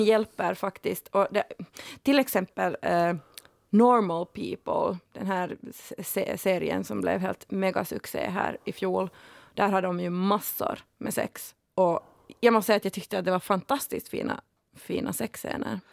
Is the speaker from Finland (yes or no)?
yes; Finland; jag har bara bastu sedan jag var liten, äkta finne liksom